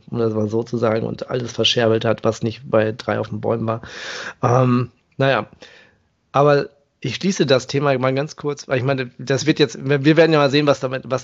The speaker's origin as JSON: {"language": "German", "town": "Paderborn", "region": "North Rhine-Westphalia", "country": "Germany", "tie": "born there", "said": "Also ähm, ich komme ja gebürtig aus Paderborn"}